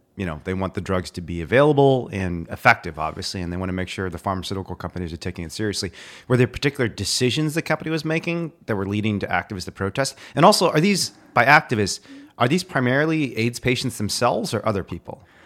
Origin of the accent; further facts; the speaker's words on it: Indiana, United States; My dog growing up was the only reason I made it through growing up in Indiana